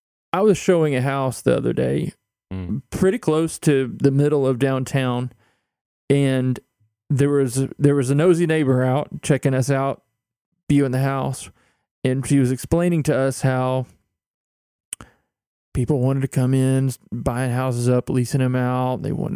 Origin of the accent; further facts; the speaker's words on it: Louisa, Kentucky, United States; And let me just say, coming from a dry county in eastern Kentucky, I don't think that's true.